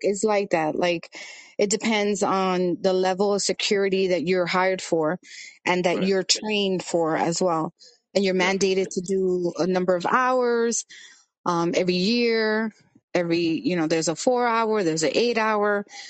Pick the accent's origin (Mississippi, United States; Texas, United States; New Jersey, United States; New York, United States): New York, United States; New York City; I was born in Brooklyn, but my parents are Dominican